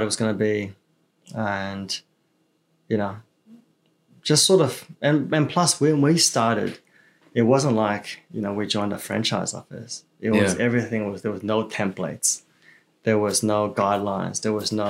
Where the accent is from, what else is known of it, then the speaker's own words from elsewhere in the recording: Melbourne, Victoria, Australia; English is a second language; also born or lived in China; originally I grew up in the East